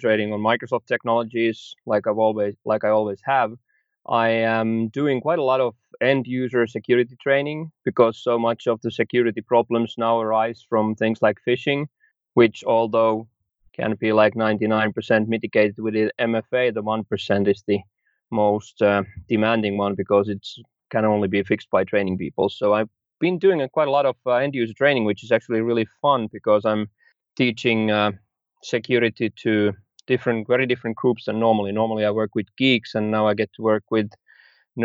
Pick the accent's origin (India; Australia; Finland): Finland; Helsinki, Uusimaa; I'm from Helsinki, Finland